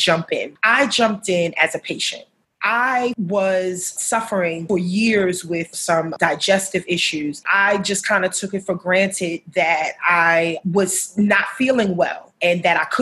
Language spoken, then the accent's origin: English; New York City, New York, United States; moved away as an adult; now in Baltimore, United States; I am also a New Yorker. I hail from Harlem, which is the upper side, I like to call it, of Manhattan. That's where my roots were laid